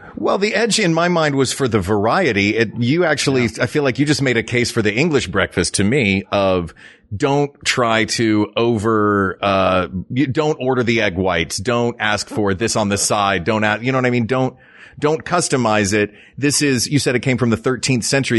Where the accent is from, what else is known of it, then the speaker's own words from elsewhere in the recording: the South, United States; Where I grew up in the South